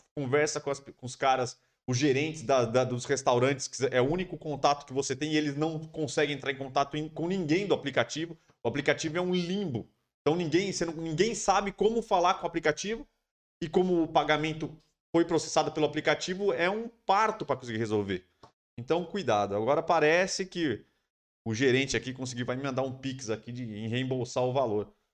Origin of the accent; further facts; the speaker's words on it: São Paulo, Brazil; A gente mora em São Paulo aqui, a gente é de São Paulo